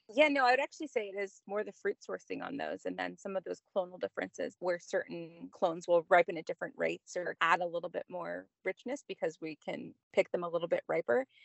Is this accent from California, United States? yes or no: yes; Southern California, United States; also born or lived in Napa Valley; now in Santa Barbara County, United States; born and raised in SoCal